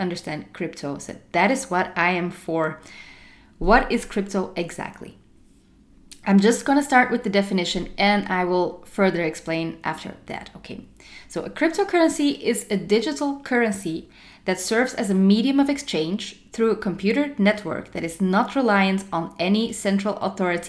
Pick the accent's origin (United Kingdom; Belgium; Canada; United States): Belgium; Antwerp, Flanders; my hometown, Antwerp